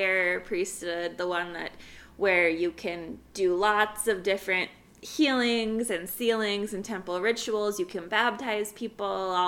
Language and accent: English; Orem, Utah, United States; growing up in Orem, Utah